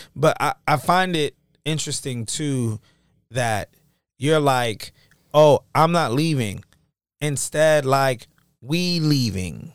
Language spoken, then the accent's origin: English; United States; I'm from America